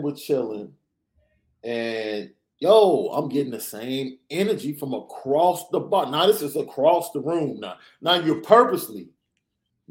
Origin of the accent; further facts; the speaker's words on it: Chicago, Illinois, United States; I'm from Chicago